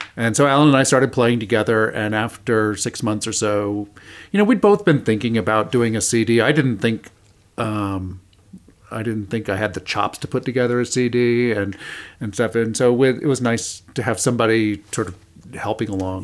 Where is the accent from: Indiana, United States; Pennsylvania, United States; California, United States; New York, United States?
Indiana, United States; I grew up in Indiana